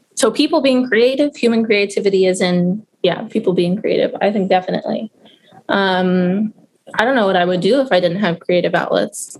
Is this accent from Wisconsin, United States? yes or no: yes; Madison, Wisconsin, United States; moved away as an adult; also born or lived in California / Baltimore, Maryland; now in Baltimore County, United States; I was born in California, but I say I'm from Madison, Wisconsin. That's where I spent most of my youth